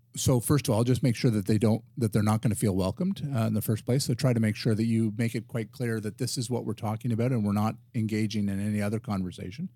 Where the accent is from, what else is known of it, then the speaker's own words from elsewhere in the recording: Ottawa, Ontario, Canada; And so I'm a resident of Ottawa. I'm a Canadian